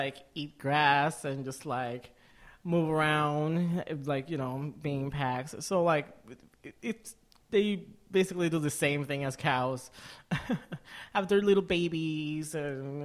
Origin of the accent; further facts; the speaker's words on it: Manatí, Puerto Rico; now in Vermont, United States; So I am from Puerto Rico. I'm from Manatee, Puerto Rico.